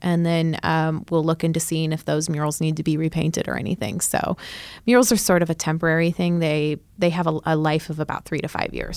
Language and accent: English; Chico, California, United States; moved away as an adult; now in Oklahoma City, United States; I'm from Northern California